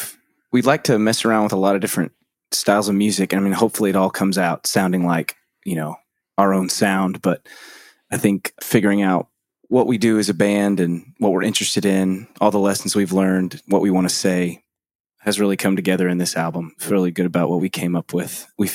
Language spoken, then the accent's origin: English; Brazosport, Texas, United States; So two of us, that's …, me speaking, and Greg, we grew up down in the Brazosport area of Texas. That's sort of an hour south of Houston, Texas, down on the Gulf Coast.